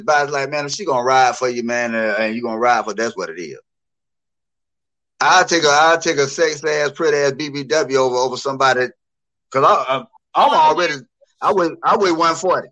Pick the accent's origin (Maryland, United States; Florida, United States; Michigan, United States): Florida, United States; Palm Beach; I'm from Palm Beach